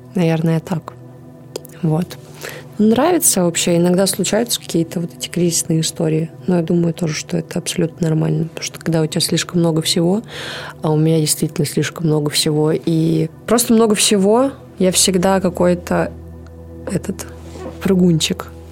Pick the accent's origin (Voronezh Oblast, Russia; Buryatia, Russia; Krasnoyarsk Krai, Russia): Krasnoyarsk Krai, Russia; Kansk; я же родилась в Канске